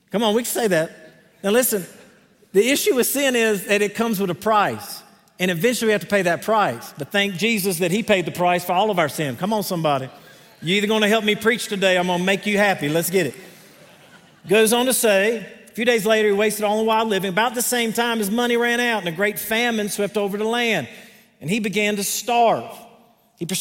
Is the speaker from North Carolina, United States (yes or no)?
yes; Greenville, North Carolina, United States; accent: southern; that's Greenville, North Carolina, not South Carolina